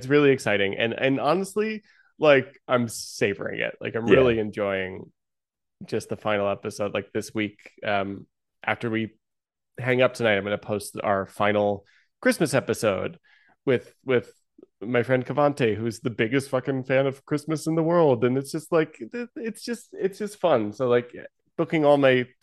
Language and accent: English; New Jersey, United States; I grew up in New Jersey